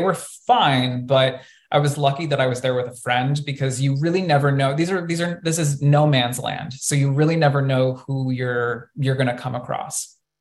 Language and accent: English; Colorado, United States; growing up in Colorado, we had a water park in my hometown